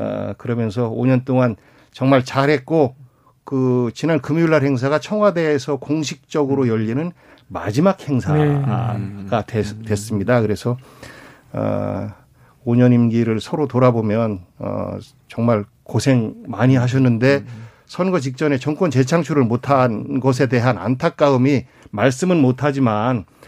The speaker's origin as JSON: {"language": "Korean", "region": "Chungcheong", "country": "South Korea", "tie": "born or raised there", "said": "충청도 출신"}